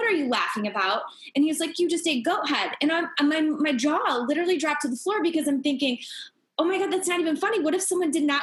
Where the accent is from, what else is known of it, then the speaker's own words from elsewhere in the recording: Indianapolis, Indiana, United States; Oh, Indianapolis